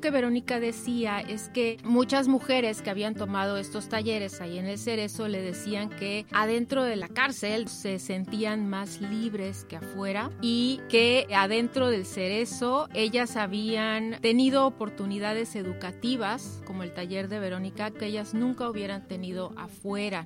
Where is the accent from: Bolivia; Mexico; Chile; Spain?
Mexico; Yucatán; Yo soy yucateca